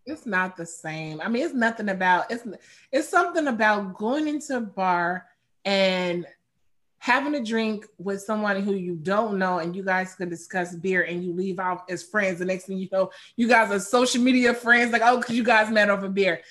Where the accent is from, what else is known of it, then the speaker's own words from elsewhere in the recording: Chicago, Illinois, United States; I'm from Chicago